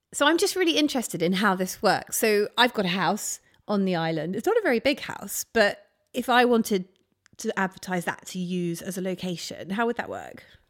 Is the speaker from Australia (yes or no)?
no; near Ryde, Isle of Wight, South East England, United Kingdom; Now, I grew up near Ryde